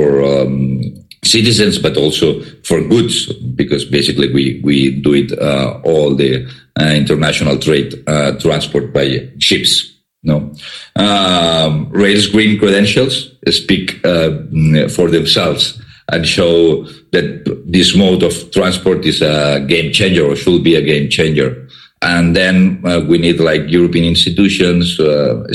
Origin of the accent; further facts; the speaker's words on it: Barcelona, Catalonia, Spain; I'm from Barcelona